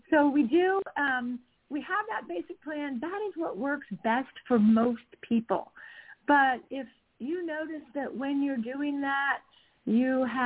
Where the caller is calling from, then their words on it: Utah, United States; I'm calling in from Utah